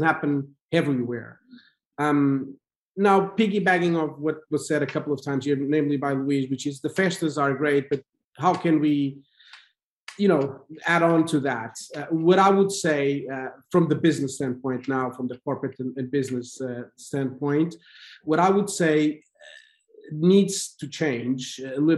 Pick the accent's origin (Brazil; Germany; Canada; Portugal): Portugal; moved away as an adult; I grew up in Portugal. I was not born in the US and I didn't grow in the US. I studied in Portugal. I started my career in Portugal and then in my 30s, I went abroad to work